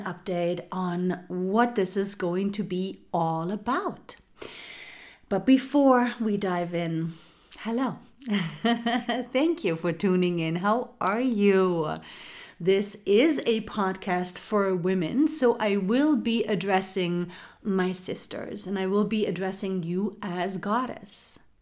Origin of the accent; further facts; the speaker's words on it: Germany; moved away as an adult; now in United States; I am from Germany. I was born and raised in Germany and I do now live in the United States.